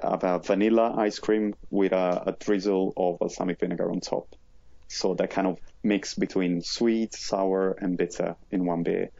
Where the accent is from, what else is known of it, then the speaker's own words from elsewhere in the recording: Modena, Emilia-Romagna, Italy; moved away as an adult; now in London, United Kingdom; I'm from Modena, which is basically just half an hour from Bologna